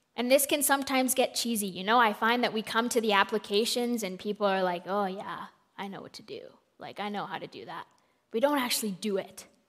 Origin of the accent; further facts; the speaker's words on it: Colombia; I am from Colombia